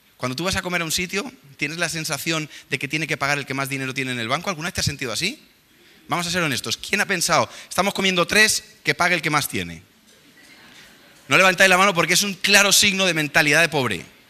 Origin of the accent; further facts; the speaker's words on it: Spain; nosotros venimos de aquí de España